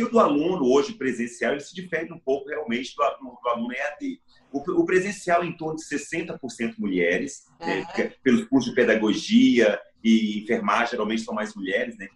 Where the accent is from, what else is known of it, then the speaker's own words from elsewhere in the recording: Espírito Santo, Brazil; born there; Eu nasci no interior do Espírito Santo, na região das montanhas